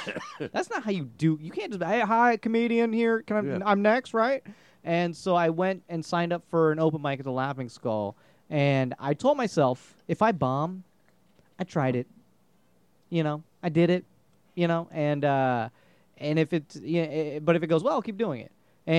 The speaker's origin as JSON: {"language": "English", "country": "India", "said": "I'm just going to be an engineer. I'm Indian."}